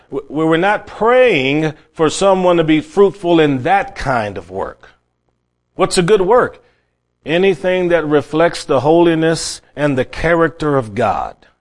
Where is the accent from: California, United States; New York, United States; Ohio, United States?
Ohio, United States; Cleveland; I grew up in Cleveland, Ohio, my family were not Christian